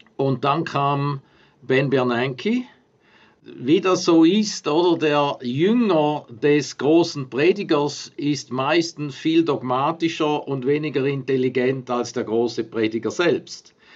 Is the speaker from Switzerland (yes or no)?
yes; Switzerland; mir als Schweizer und als, als Nachbar von Deutschland, der direkt an der Grenze aufgewachsen ist